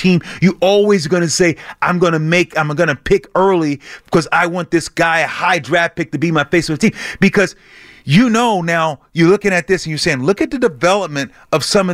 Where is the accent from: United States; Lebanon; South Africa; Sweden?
United States; Lemoore, California; I'm from Leemore, California